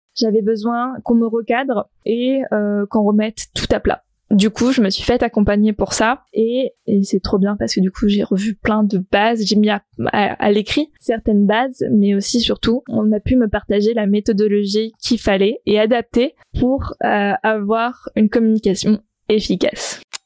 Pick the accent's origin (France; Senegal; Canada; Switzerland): France; south of France; moved away as an adult; now in Brittany, France; je suis originaire du sud de la France, c'est littéralement dans la diagonale